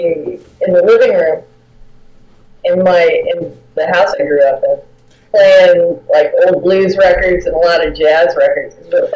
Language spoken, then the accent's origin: English; La Habra, California, United States; I grew up in La Habra